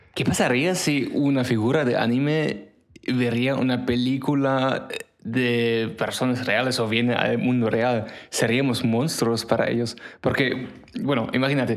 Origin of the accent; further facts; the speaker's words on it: Germany; Spanish is a second language; moved away; yo soy de Alemania